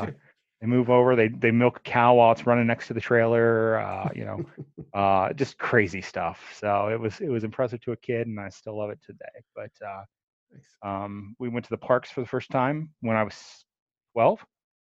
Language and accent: English; Fort Wayne, Indiana, United States; I'm from Fort Wayne, Indiana, all my life, pretty much.